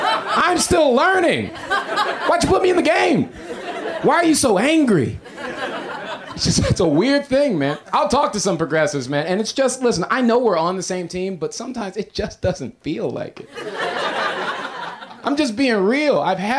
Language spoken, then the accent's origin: English; Florida, United States; now in Los Angeles, United States; But I moved here from Florida, okay? I'm not originally from L.A. I've been here for a year.